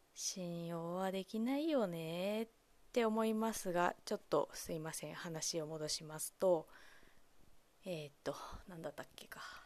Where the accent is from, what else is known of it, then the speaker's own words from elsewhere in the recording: Kamogawa, Chiba, Japan; 私千葉県の鴨川市出身